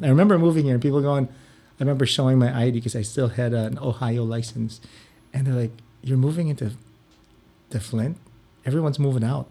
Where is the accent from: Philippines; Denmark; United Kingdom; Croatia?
Philippines; moved away as an adult; now in Ann Arbor, United States; I grew up in the Philippines